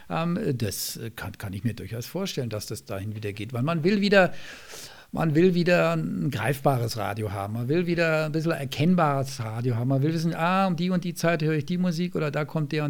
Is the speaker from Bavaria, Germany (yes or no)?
yes; Bavaria, Germany; Ich höre natürlich Bayern 3, weil ich selber da ab und zu sende, weil es meine alte Heimat ist noch